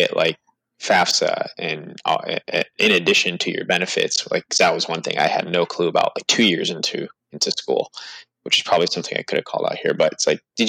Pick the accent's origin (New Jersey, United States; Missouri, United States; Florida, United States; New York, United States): New York, United States; moved away; I'm originally from New York